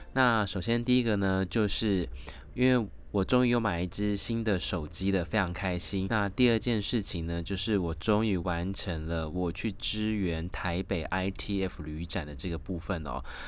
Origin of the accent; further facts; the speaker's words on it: Taiwan; 因为我是来自台湾最知性的中华儿女传统的美德